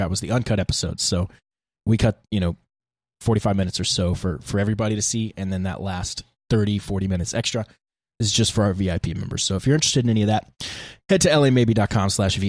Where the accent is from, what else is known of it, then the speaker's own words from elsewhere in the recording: the South, United States; we're from the South